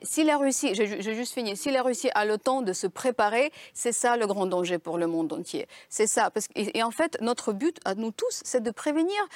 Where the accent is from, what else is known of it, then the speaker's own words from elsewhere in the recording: Ukraine; now in Paris, France; Comme Ukrainienne